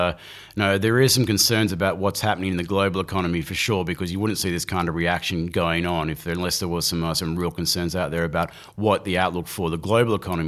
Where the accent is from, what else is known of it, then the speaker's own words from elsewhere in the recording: New Zealand; I was thinking I should maybe tell some of the other people that I'm a Kiwi.